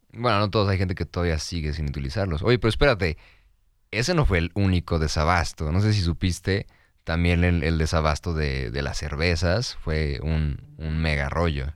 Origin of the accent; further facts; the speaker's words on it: Mexico; como mexicanos no somos muy buenos con ese, el arte